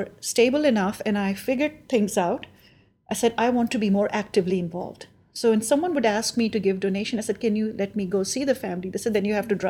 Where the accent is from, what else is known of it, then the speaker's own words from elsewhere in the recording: Pakistan; moved away as an adult; now in Kansas City, United States; the background of my life in Pakistan